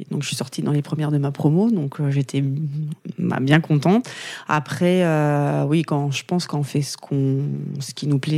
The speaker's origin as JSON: {"language": "French", "town": "Valognes", "region": "Normandy", "country": "France", "tie": "born or raised there", "said": "en Normandie, mais pas à Granville. Je suis du Nord-Cotentin. Je suis née à Valogne, voilà, où j'ai fait euh, la plupart"}